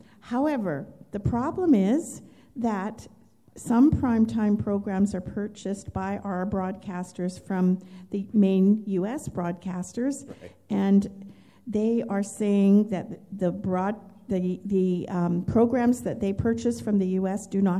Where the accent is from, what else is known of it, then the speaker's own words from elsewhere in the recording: Canada; I'm from Canada